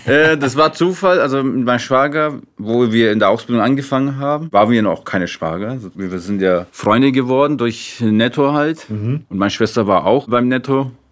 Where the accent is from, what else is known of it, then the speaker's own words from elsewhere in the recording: Nuremberg, Bavaria, Germany; Ich bin in Deutschland geboren